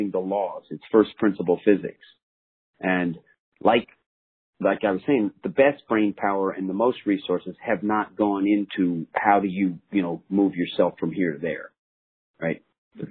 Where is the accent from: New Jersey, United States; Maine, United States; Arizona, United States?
New Jersey, United States; I'm a kid from New Jersey